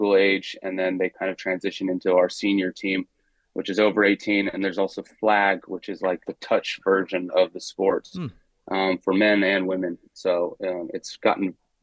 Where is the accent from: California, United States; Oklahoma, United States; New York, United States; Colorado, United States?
Colorado, United States; Denver; moved away as an adult; also born or lived in Australia; now in Ireland; I'm from Denver, Colorado